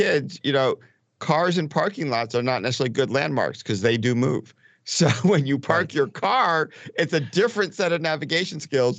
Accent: Connecticut, United States; I grew up in Connecticut, in rural Connecticut in the woods.

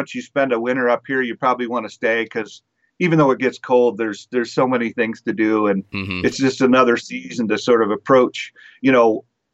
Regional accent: Walla Walla, Washington, United States; I was born in Walla Walla, Washington, and spent a lot of time in that part of the world.

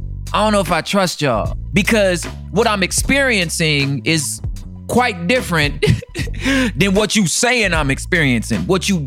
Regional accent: Los Angeles, California, United States; I'm from South Central Los Angeles. I moved all over the LA surrounding areas

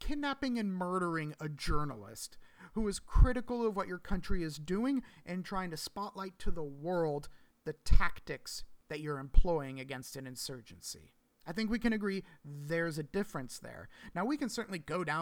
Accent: United States; I'm American

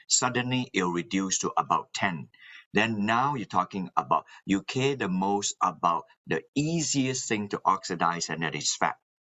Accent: Malaysia; moved away as an adult; also born or lived in New Zealand / Alabama, United States; now in Massachusetts, United States; Yes, I am originally from Malaysia and I in, went to New Zealand to study

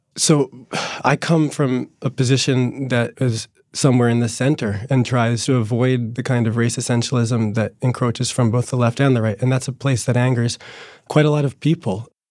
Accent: New Jersey, United States; the working class Italian kids that I grew up with in New Jersey

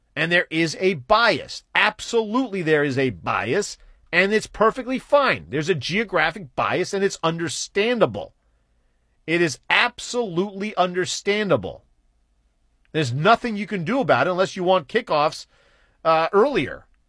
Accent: East Coast, United States; I was born and raised on the East Coast

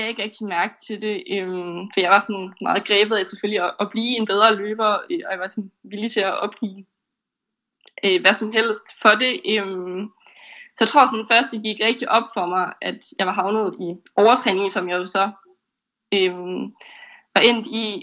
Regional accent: Esbjerg, Southern Denmark, Denmark; now in Aarhus, Denmark; Øhm, og min familie hjemme i Esbjerg, som jeg var flyttet fra.

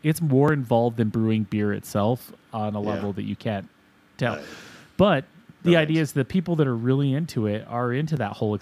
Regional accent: Utah, United States; now in Colorado, United States; I grew up in Utah

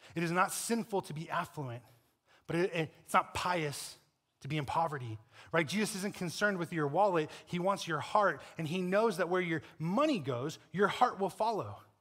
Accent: Colorado, United States; I'm from Colorado

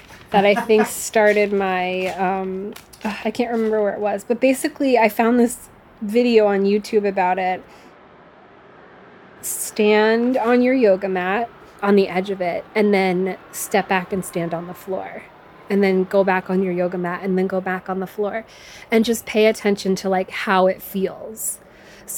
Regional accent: Norfolk, Virginia, United States; I come from Norfolk, Virginia, which is like a military town

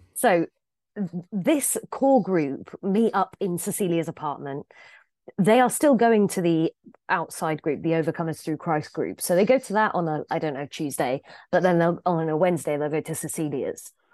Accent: England, United Kingdom; I'm English

